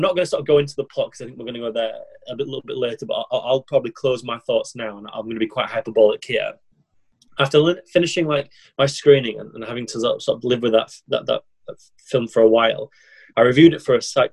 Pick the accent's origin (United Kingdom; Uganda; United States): United Kingdom; England; As an Englishman in another foreign country